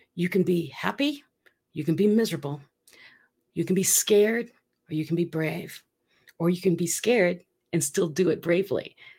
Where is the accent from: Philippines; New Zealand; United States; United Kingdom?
Philippines; moved away; I'm from the Philippines, for those of you who do not know that. I am half Filipina